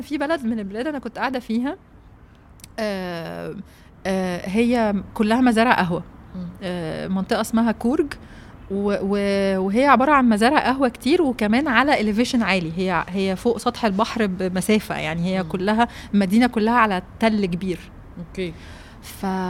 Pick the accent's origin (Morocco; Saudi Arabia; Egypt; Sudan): Egypt; انا جايه من مصر